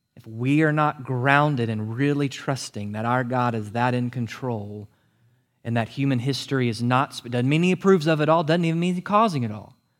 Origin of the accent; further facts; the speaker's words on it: United States; You and I as Americans